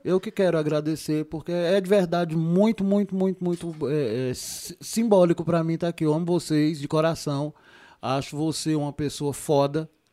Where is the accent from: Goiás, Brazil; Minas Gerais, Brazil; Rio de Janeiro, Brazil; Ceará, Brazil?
Ceará, Brazil; Juazeiro do Norte; eu sou de Juazeiro, né? Eu sou, eu sou caririense de Juazeiro do Norte